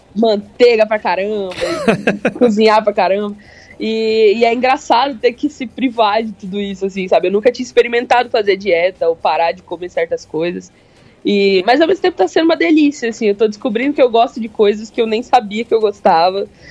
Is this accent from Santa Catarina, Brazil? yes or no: no; Londrina, Paraná, Brazil; eu sou de Londrina